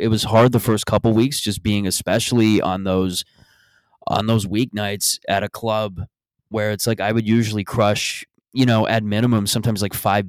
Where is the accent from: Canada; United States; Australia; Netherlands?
Canada; Mississauga, Ontario; moved away; I go back to Mississauga next. I'm thinking of just walking into my hometown bar